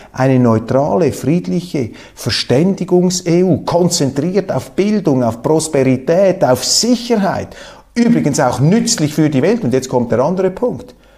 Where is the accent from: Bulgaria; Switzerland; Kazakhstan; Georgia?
Switzerland; German-speaking Switzerland; die deutschsprachigen äh, äh, Schweizer